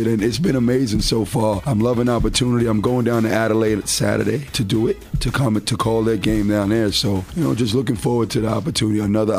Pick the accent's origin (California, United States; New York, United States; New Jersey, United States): New York, United States; New York City; moved away as an adult; growing up in New York